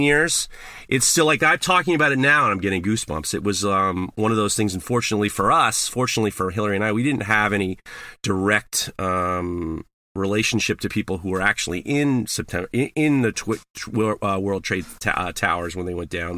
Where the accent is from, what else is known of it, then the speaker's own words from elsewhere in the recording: New York City, New York, United States; growing up in New York and being in, uh, Sep, being in New York